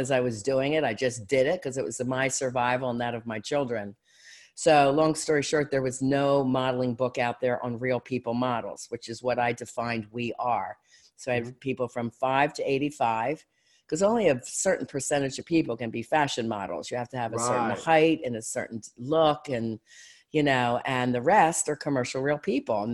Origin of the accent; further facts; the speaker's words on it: Philadelphia, Pennsylvania, United States; moved away as an adult; now in Erie, United States; I'm from Philly